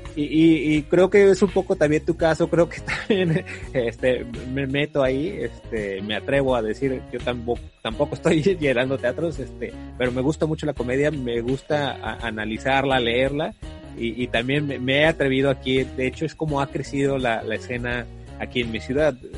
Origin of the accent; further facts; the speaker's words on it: Mexico; also born or lived in Tijuana; aquí en México